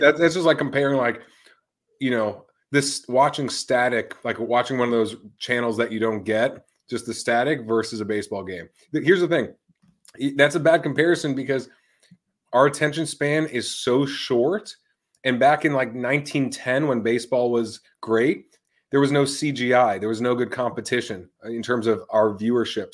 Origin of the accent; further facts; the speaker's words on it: Tampa, Florida, United States; growing up in Tampa